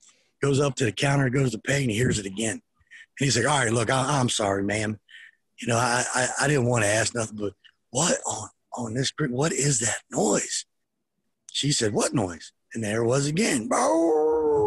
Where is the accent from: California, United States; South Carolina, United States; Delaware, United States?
Delaware, United States; I grew up in Delaware. So I wasn't from the Deep South